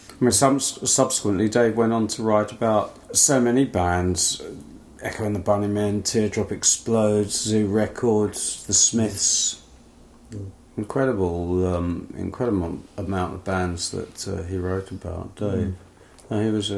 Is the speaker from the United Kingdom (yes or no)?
yes; Northern Ireland, United Kingdom; accent: Northern Irish; excuse my Northern Ireland accent.